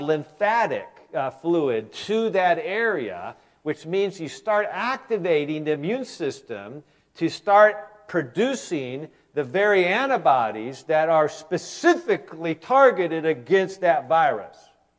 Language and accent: English; Michigan, United States; You know, you're from Wisconsin, I'm from Michigan.